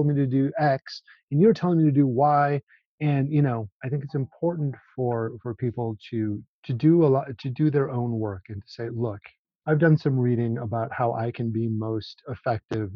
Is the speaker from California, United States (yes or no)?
no; Minneapolis, Minnesota, United States; now in Bloomington, United States; I'm from Minneapolis.